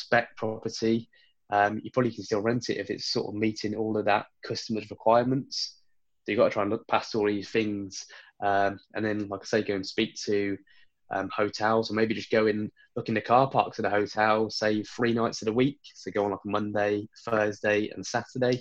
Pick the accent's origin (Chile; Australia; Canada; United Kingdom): United Kingdom; Worcester, West Midlands; my hometown, Worcester, population of 100,000